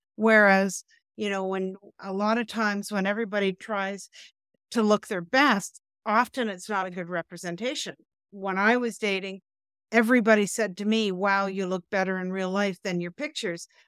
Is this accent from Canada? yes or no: yes; Canada; we're Canadian